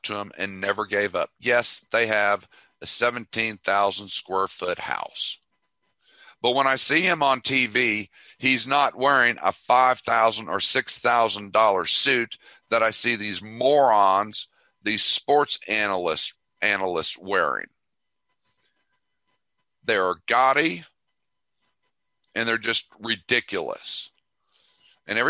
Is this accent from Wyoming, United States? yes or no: no; Tulsa, Oklahoma, United States; I grew up in Tulsa, so I know Oral Roberts